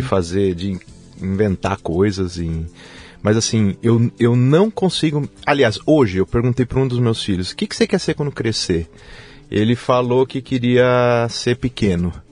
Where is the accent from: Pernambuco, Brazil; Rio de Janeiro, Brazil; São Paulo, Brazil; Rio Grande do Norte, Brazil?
São Paulo, Brazil; Jundiaí; moved away as an adult; now in Aalborg, Denmark; Eu nasci em Jundiaí, sou natural de Jundiaí.